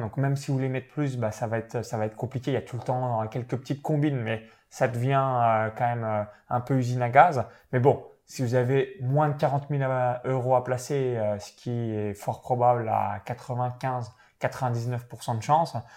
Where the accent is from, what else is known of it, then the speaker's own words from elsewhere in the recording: Chalon-sur-Saône, Bourgogne-Franche-Comté, France; j'ai grandi dans une petite ferme proche de Chalon-sur-Saône en Saône-et-Loire